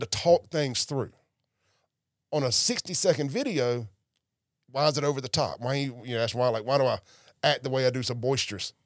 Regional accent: Jackson, Mississippi, United States; I grew up in South Jackson

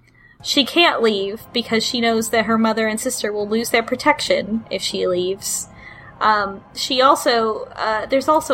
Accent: Texas, United States; I'm from Texas

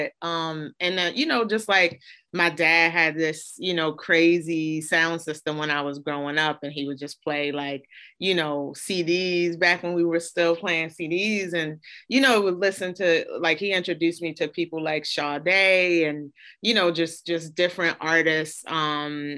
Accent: Baltimore, Maryland, United States; I grew up in Baltimore, Baltimore, Maryland

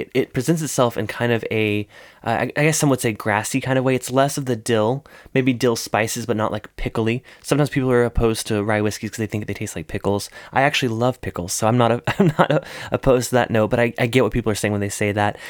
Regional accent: South Carolina, United States; That's my, that's my home state

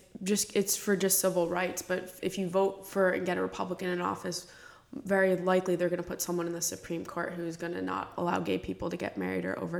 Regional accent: Florida, United States; growing up in Florida

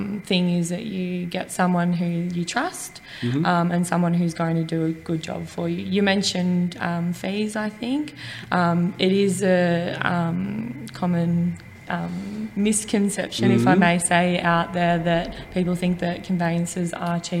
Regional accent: Buninyong, Victoria, Australia; also born or lived in Bendigo; I am from Ballarat, born and bred in Buninyong.

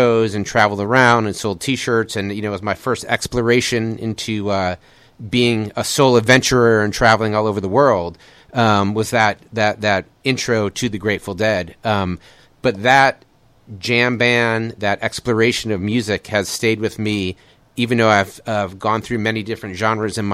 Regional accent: Chicago, Illinois, United States; moved away as an adult; also born or lived in San Francisco; now in Austin, United States; I grew up in Chicago in the 1970s

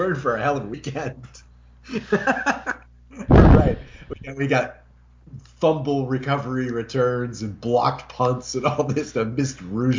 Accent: New Hampshire, United States; now in Los Angeles, United States; I was born and raised in New Hampshire, man.

